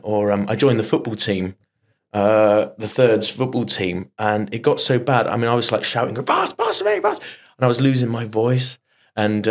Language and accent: English; Bath, South West England, United Kingdom; I'm from the West Country, from Bath, and I was a chorister when I was young, when I was 11.